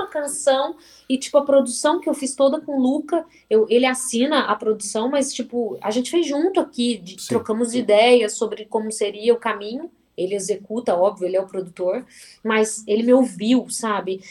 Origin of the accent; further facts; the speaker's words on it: Varginha, Minas Gerais, Brazil; moved away; ter saído de Varginha